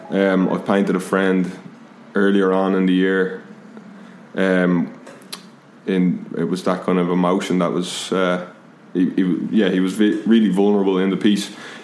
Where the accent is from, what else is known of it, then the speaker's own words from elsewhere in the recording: Dublin, Leinster, Ireland; a contemporary muralist and graffiti writer from Dublin.